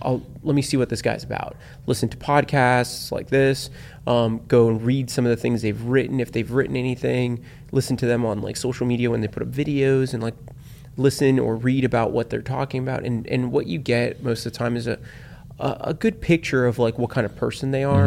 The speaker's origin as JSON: {"language": "English", "region": "South Florida", "country": "United States", "tie": "born or raised there", "said": "born and raised in South Florida."}